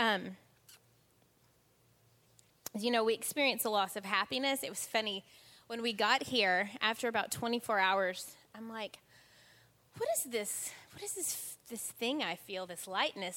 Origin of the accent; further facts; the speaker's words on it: United States; moved away as an adult; now in England, United Kingdom; as a kid growing up in the States